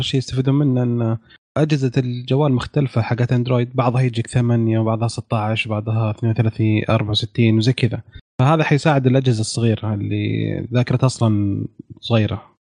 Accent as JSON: {"language": "Arabic", "country": "Saudi Arabia", "said": "عندنا في السعودية"}